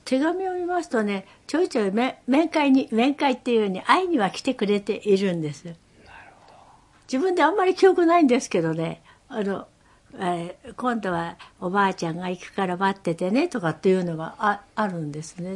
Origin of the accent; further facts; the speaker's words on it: Tokyo, Japan; also born or lived in Numazu; 私の実家は本所っていうところにございまして